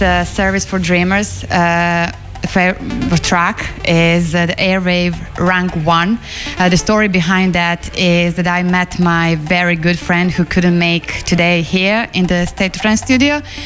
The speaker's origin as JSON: {"language": "English", "town": "Belgrade", "country": "Serbia", "said": "I'm coming from Belgrade, Serbia"}